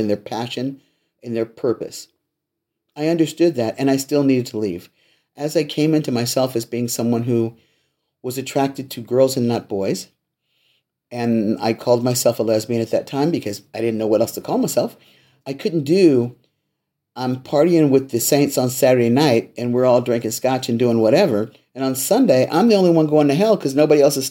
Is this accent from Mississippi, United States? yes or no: no; Los Angeles, California, United States; I was raised in the Missionary Baptist Church in Los Angeles